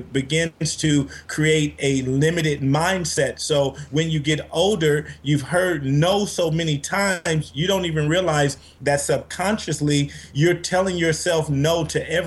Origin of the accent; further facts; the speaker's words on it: Compton, California, United States; I was raised in Compton, California by my single mother and grandmother.